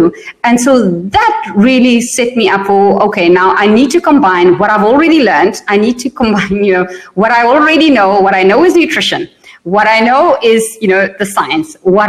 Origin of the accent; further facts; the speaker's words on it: South Africa; also born or lived in Germany / Netherlands; I was born in South Africa. And then when I was four, we moved to Europe. So we lived in Germany for 3 years and in the Netherlands for 5 years. And then we went back to South Africa. I finished high school.